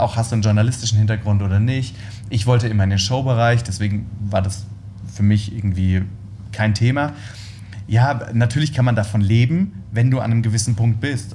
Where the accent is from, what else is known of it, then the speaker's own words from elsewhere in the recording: Worms, Rhineland-Palatinate, Germany; ich komme ja aus Worms